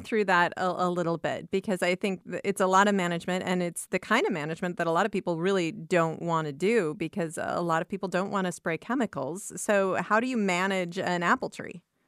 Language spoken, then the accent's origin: English; Iowa, United States; I grew up in Iowa and, uh, grew up on various acreages throughout the state